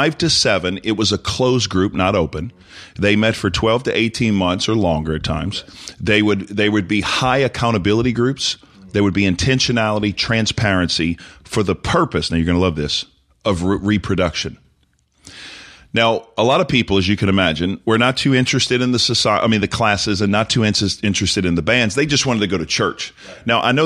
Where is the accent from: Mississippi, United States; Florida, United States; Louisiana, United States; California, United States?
Louisiana, United States; New Orleans; You could tell I'm from the French Quarter.